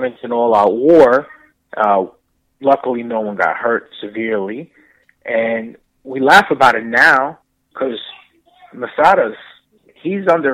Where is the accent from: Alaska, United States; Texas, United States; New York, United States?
New York, United States; New York City; I grew up in New York